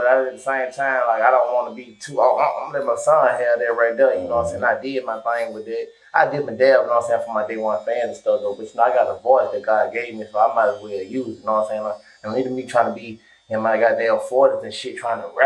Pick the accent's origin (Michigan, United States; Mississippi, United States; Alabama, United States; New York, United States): Alabama, United States; Montgomery; I'm from Montgomery, Alabama.